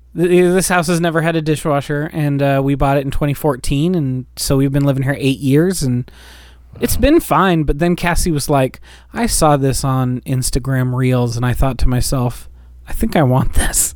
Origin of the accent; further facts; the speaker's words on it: United States; we're American